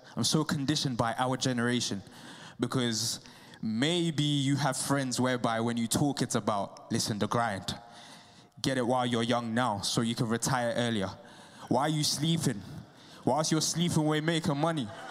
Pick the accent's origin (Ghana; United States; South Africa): Ghana; moved away; I'm from Ghana